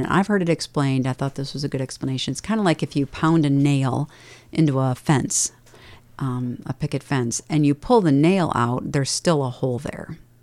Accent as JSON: {"language": "English", "town": "Dubuque", "region": "Iowa", "country": "United States", "tie": "born or raised there", "moved": "yes", "said": "I grew up in Dubuque, and I only knew Catholics"}